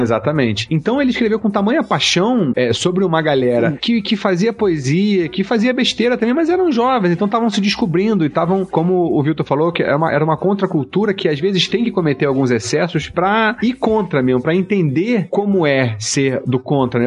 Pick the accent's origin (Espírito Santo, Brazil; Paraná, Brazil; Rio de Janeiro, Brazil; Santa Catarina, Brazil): Rio de Janeiro, Brazil; Petrópolis; sou de Petrópolis, que é uma cidade pequena